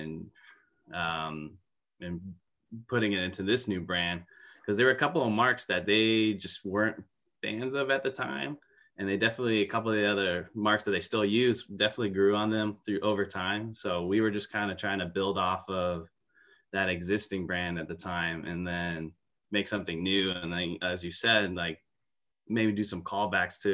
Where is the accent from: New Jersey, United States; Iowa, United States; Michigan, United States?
Michigan, United States; moved away as an adult; also born or lived in Bowling Green, Kentucky; my hometown up in Michigan